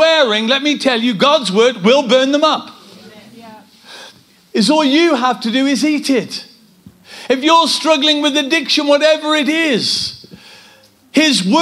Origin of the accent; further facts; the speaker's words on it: Kidderminster, West Midlands, United Kingdom; we come from Kidderminster.